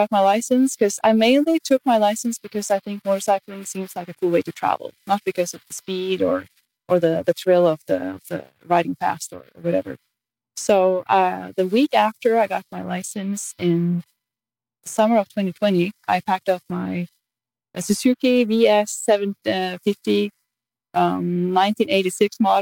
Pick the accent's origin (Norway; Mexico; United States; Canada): Norway; I'm from Norway